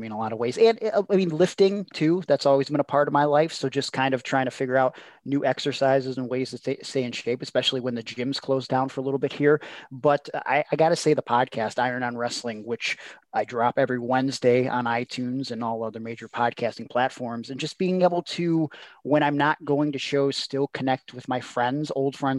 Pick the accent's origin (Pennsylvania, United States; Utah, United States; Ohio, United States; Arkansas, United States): Ohio, United States; Cleveland; I'm from Cleveland